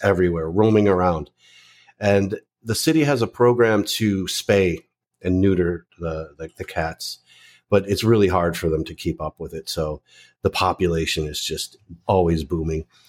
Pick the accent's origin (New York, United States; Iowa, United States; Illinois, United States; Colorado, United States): Illinois, United States; suburbs of Chicago; moved away as an adult; also born or lived in California; now in Philippines; I grew up in the Midwest, uh, in the suburbs of Chicago